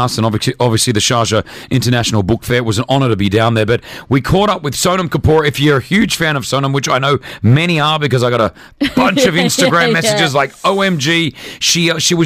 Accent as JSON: {"language": "English", "country": "Australia", "also_born_or_lived": "Lebanon", "moved": "yes", "lives_now": "United Arab Emirates", "said": "I'm an Australian Lebanese man living in the UAE"}